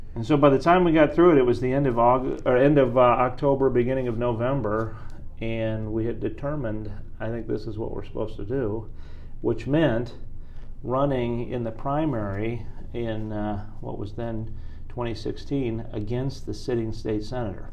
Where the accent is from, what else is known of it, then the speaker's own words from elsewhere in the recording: Martinsville, Indiana, United States; moved away as an adult; also born or lived in Mooresville, Indiana; now in Hendricks County, United States; grew up down in Martinsville.